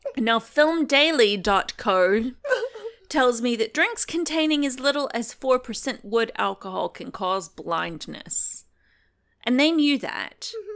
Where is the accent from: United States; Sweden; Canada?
United States; accent: American; moved away; my accent's American